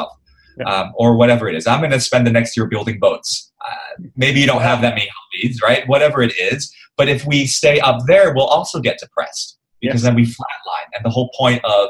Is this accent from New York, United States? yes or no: yes; New York, United States; now in Singapore; I grew up in New York, right? So, and I went to a very academic high school